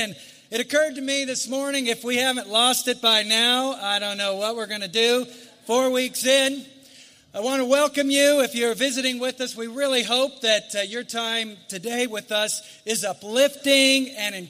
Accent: United States; I love being an American.

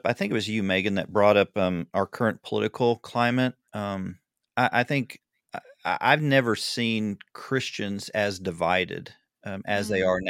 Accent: Southern United States, United States; I'm a Southerner, and now I'm totally distracted.

